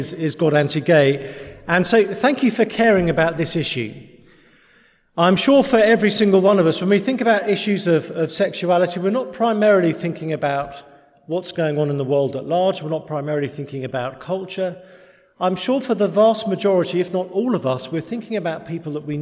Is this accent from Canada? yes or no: no; England, United Kingdom; We're English